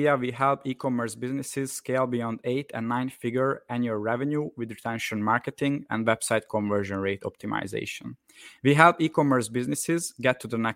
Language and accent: English; Hungary; I'm from Hungary